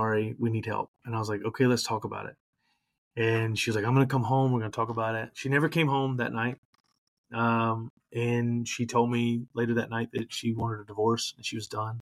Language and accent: English; Louisiana, United States; now in Florida, United States; I'm originally from Louisiana